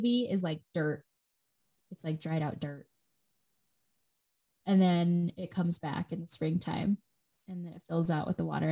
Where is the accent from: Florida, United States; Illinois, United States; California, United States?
Illinois, United States; Crystal Lake; also born or lived in Carbondale; I grew up in Crystal Lake, Illinois